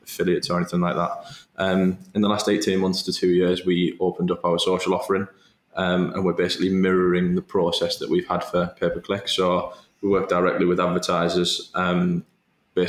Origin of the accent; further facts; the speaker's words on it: Middlesbrough, North East England, United Kingdom; home for me always has been and always will be Teesside. I was born and bred in Middlesbrough